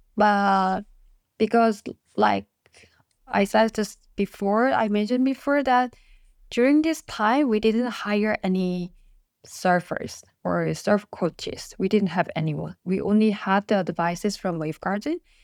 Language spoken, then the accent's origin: English; South Korea; first language Korean; English is a second language; Korean is my mother tongue languages and English